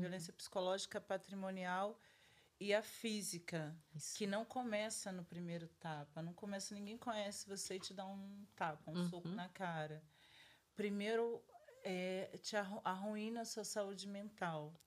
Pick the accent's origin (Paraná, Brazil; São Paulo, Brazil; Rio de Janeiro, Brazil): Rio de Janeiro, Brazil; sou do Rio, eu sou do ah. do Rio de Janeiro. Eu nasci numa família preta